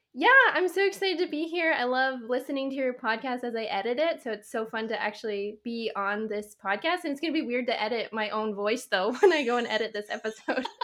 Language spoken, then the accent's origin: English; Canada; I'm Canadian.